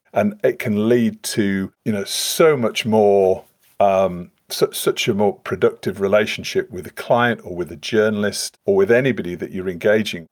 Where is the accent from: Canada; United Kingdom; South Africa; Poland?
United Kingdom; Leeds, Yorkshire and the Humber; I'm, I'm from Leeds